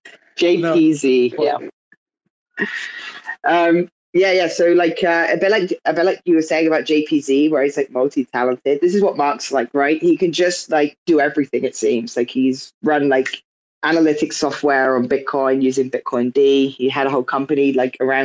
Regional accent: United Kingdom; traveling back to the UK, but not to my hometown

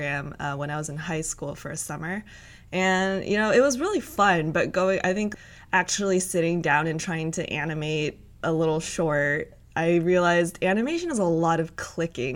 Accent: Cupertino, California, United States; also born or lived in Los Angeles, California; Originally, I'm from Cupertino, California, to be specific

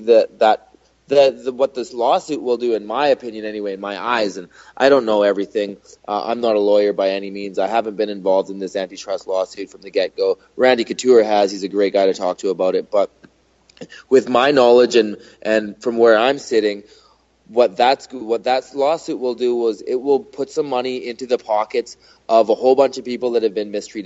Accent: Canada; I'm Canadian

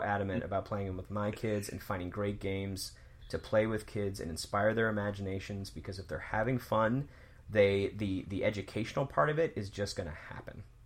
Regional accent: the South, United States; when I was growing up in the South

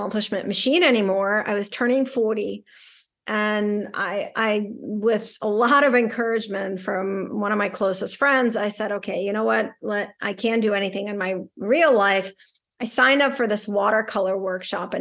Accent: Saint Petersburg, Russia; also born or lived in New York City; now in Boston, United States; I grew up in St. Petersburg, Russia.

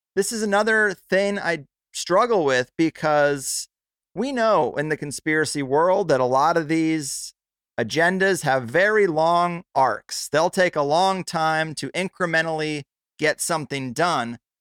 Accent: United States; being American and being a, a European mutt. Like I'm part Swedish, Polish, British

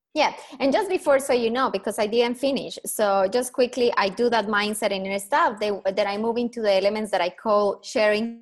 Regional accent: Colombia; accent: Colombian; English is a second language; moved away as an adult; now in Perth, Australia; So I am Colombian, proud Colombian. Obviously, my accent gives me away within two seconds.

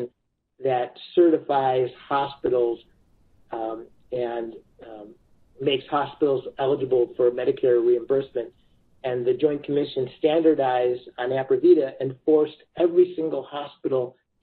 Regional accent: Chicago, Illinois, United States; I'm from Chicago. We're from the Midwest

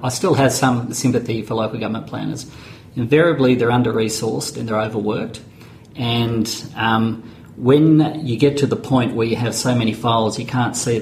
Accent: Mount Eliza, Victoria, Australia; I'm from Mount Eliza down that way.

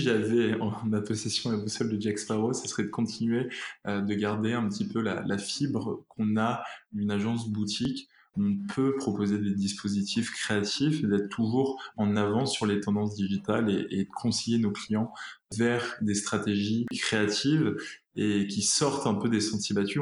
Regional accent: Réunion; moved away; Je suis originaire de l'île de la Réunion, donc je rejoindrai toute ma famille là-bas

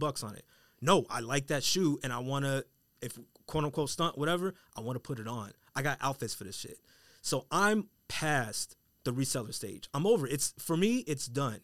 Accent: Colorado, United States; I'm from Colorado

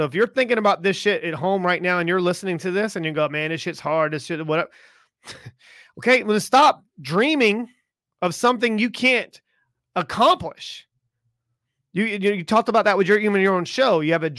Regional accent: the South, United States; Like, I grew up in the South. Okay. And I grew up in the South as an Italian, you know what I mean?

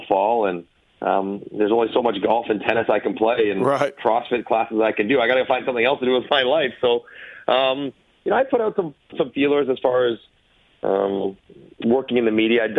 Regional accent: Toronto, Ontario, Canada; I loved living in my hometown.

